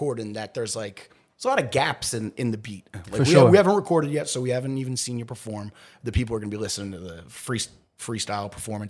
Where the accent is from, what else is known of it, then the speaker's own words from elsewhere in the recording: Philadelphia, Pennsylvania, United States; now in Brooklyn, United States; I'm from Philly.